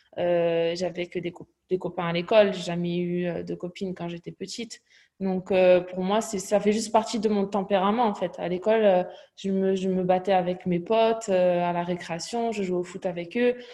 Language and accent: French; Toulouse, Occitania, France; also born or lived in Cahors; now in London, United Kingdom; J'ai un accent. je viens de Toulouse. J'ai grandi à Toulouse.